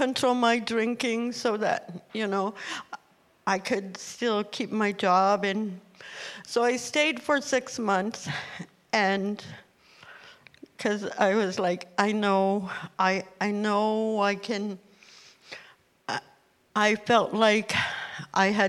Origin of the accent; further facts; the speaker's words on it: Nunavut, Canada; also born or lived in Ottawa; now in Thunder Bay, Canada; I was born and raised in Nunavut